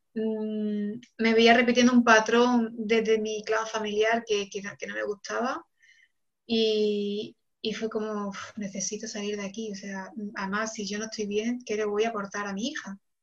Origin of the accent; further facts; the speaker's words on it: Córdoba, Andalusia, Spain; moved away as an adult; also born or lived in Barcelona / Senegal; ahora mismo vivo en, Córdoba, que es mi ciudad natal